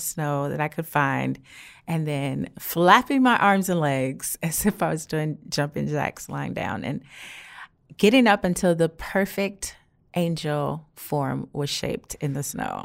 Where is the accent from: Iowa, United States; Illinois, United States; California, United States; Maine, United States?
Illinois, United States; Chicago; I grew up in Chicago